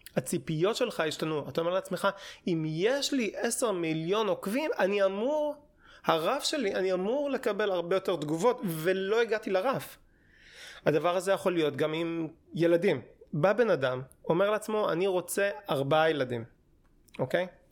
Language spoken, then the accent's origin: Hebrew; Hashmonaim, Israel; moved away as an adult; also born or lived in Jerusalem; now in Tel Aviv, Israel; התחלתי ביישוב, זה יישוב אה, דתי, נקרא חשמונאים